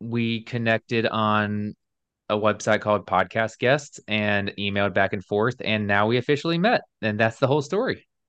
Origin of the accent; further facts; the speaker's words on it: Alabama, United States; moved away as an adult; also born or lived in New York City; I was born and raised in Alabama, like, deep South